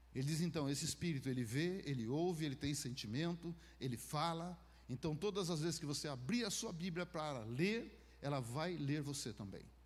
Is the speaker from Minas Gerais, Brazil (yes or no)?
yes; Minas Gerais, Brazil; moved away; Lá em Minas a gente falava travesseiro, aqui eu sei que é travesseiro. Né? Mas como eu sou mineiro